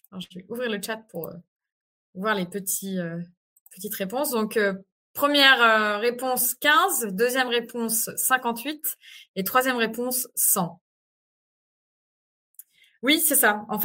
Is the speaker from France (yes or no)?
yes; France; c'est pour ça que ce genre de 49.3 nous impacte directement en tant que Français et Françaises de l'étranger.